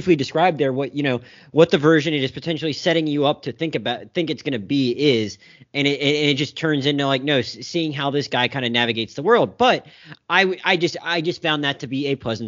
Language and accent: English; Florida Panhandle, United States; moved away as an adult; also born or lived in Pensacola, Florida; now in West Palm Beach, United States; I'm from the Florida Panhandle